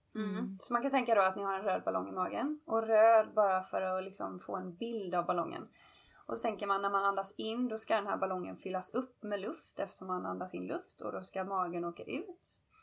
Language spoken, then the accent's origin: Swedish; Gothenburg, Västra Götaland, Sweden; now in Los Angeles, United States; är hemma över julafton och nyår hemma i Göteborg. Men jag bor annars